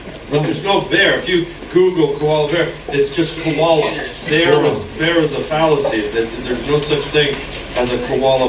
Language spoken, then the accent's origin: English; Toronto, Ontario, Canada; I'm from Toronto originally.